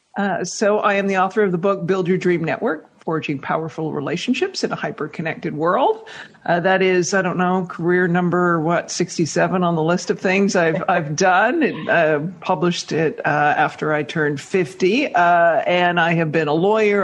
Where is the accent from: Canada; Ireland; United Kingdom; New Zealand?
Canada; accent: Canadian; moved away as an adult; now in New York, United States; I'm Canadian